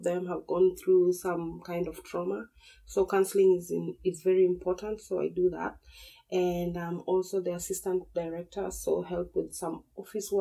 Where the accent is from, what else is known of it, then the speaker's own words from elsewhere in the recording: Nairobi, Kenya; I am born and raised in Nairobi. I've lived in Nairobi all my life, gone to school there